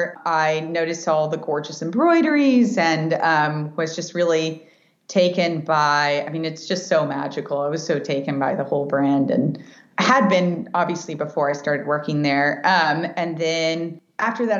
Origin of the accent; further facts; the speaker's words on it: Dallas, Texas, United States; I grew up in Dallas, Texas, and just grew up in a very, just a beautiful Mexican home